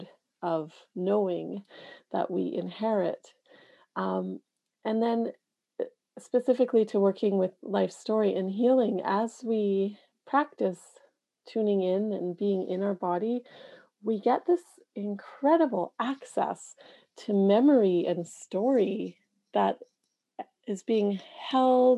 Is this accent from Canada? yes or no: yes; Canada; being a Canadian in a country, Canada